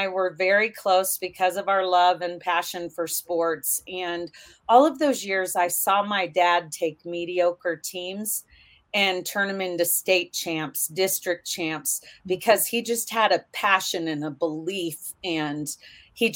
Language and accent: English; Kansas, United States; also born or lived in Nebraska; I was born in Kansas, but grew up back and forth between Kansas and Nebraska.